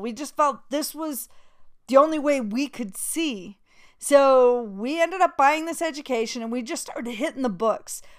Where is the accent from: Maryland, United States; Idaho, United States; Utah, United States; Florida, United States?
Utah, United States; moved away as an adult; also born or lived in New York; I grew up in Utah